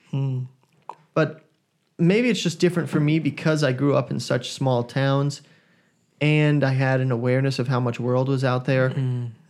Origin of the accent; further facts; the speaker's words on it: Sydney, New South Wales, Australia; I grew up in Sydney, yes.